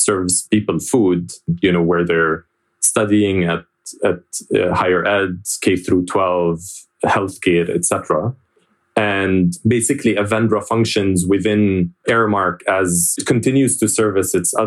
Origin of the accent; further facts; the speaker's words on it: Jordan; moved away as an adult; I was born and raised in Jordan